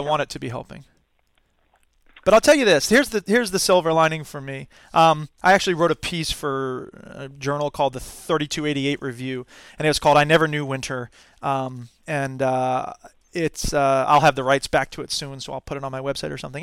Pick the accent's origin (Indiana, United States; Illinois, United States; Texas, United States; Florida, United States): Florida, United States; Gainesville; moved away as an adult; now in Wisconsin, United States; I'm from Gainesville originally.